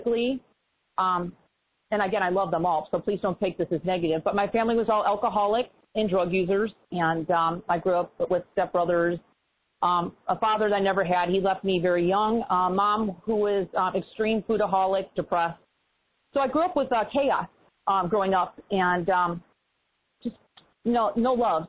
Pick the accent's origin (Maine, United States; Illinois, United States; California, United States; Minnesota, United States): Illinois, United States; Chicago; moved away; also born or lived in East Coast; I'm originally from Chicago